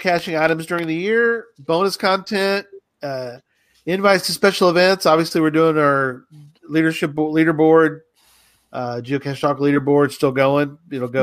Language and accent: English; northwest of San Antonio, Texas, United States; moved away; I'm in actually northwest of San Antonio, actually, my hometown.